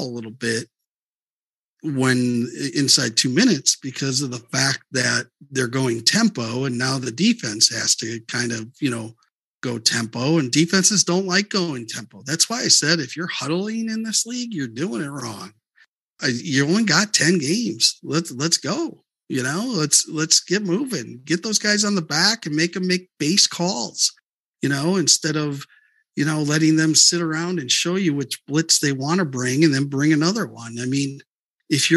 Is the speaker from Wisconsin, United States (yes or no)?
yes; Wisconsin, United States; I'm from Wisconsin